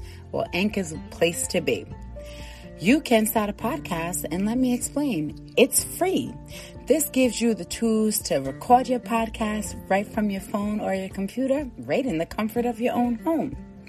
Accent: New England, United States; I'm from cold New England

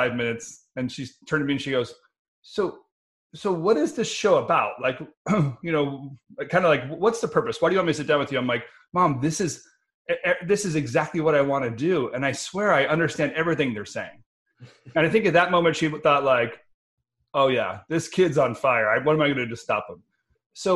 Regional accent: Denver, Colorado, United States; Growing up in Denver

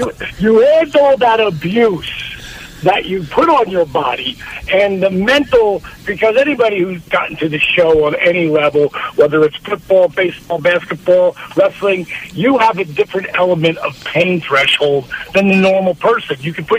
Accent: New Jersey, United States; Considering I grew up in New Jersey?

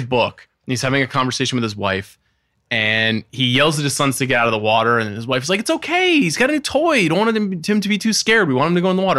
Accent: Long Island, New York, United States; I grew up on Long Island

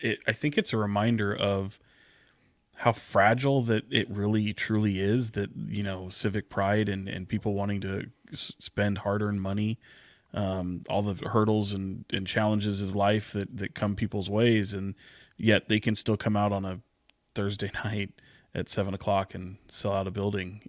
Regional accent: Sacramento, California, United States; I'm born and raised in Sacramento

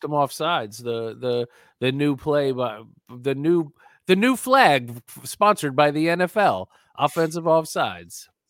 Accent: New York, United States; I grew up in New York, and I'm old

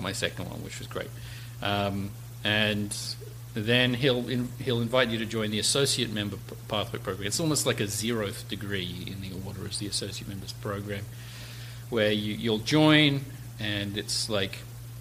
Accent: Australia; now in United States; I was actually born here in the States, but I was raised in Australia, hence the strange and obnoxious accent.

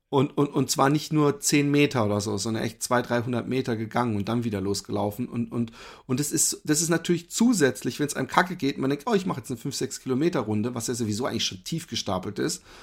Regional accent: Germany; moved away as an adult; now in Netherlands; ich bin ja Deutscher

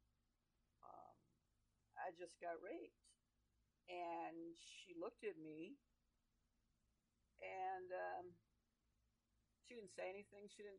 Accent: Oakland, California, United States; I grew up in Oakland, California, San Francisco Bay Area, and Oakland

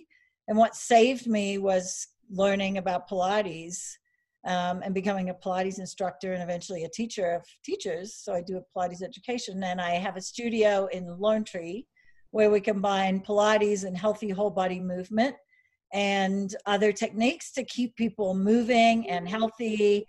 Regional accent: Australia; accent: Aussie; also born or lived in Steamboat Springs; now in United States; I grew up in Australia. So if I have some, I'm not drunk.

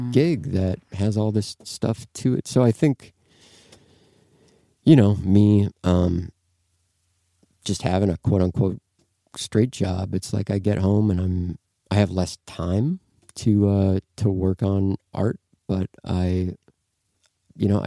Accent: Midwest, United States; man, I'm from the Midwest.

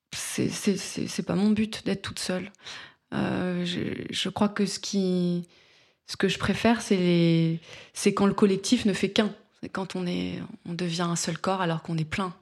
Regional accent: France; moi je suis française.

